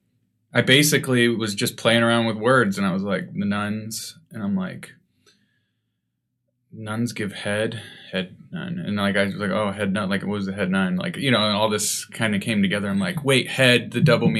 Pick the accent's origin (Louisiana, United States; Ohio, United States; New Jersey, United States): Ohio, United States; Cuyahoga County; born or raised there